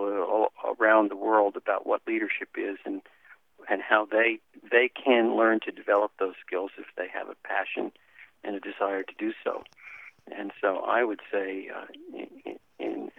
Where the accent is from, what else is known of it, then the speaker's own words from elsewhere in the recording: Washington, District of Columbia, United States; moved away as an adult; also born or lived in Texas / California; I grew up in Washington, D.C.